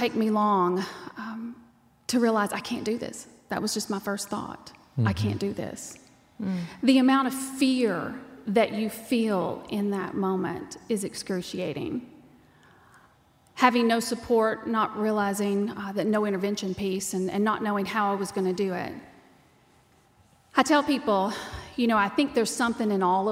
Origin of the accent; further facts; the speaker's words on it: Texas, United States; accent: twang; you can tell by the twang that I'm from Texas. I was raised on a dirt ranch.